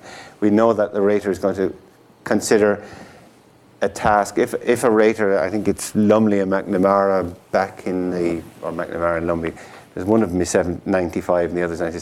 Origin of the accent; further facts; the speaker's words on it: Tipperary, Munster, Ireland; the Tipperary Star. It's my hometown newspaper. Town, and not village.